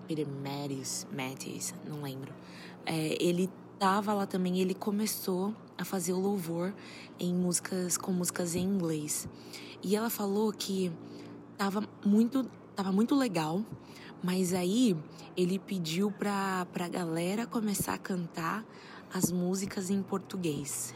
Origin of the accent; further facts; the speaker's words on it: Brazil; moved away; eu sou brasileiro